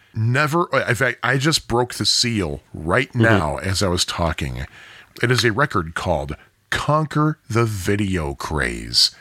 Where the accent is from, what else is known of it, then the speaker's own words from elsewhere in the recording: United States; We're American